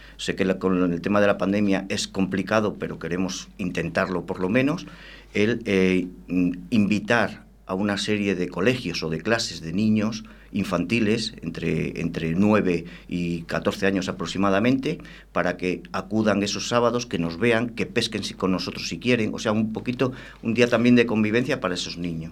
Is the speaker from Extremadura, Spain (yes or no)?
yes; Extremadura, Spain; moved away as an adult; now in Valladolid, Spain; yo soy extremeño, claro, yo llevo ocho años aquí en Valladolid